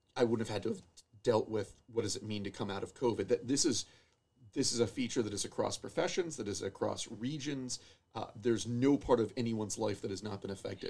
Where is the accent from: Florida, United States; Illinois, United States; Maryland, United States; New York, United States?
Florida, United States; moved away as an adult; also born or lived in Connecticut / Nashville, Tennessee; now in Oshkosh, United States; I grew up in Florida